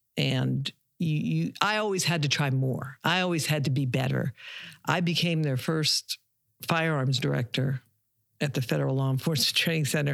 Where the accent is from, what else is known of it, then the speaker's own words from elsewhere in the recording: Pittsburgh, Pennsylvania, United States; moved away as an adult; also born or lived in Savannah, Georgia / Darien, Georgia / Beaver County, Pennsylvania; now in Pine Island, United States; originally I am from Pittsburgh, Pennsylvania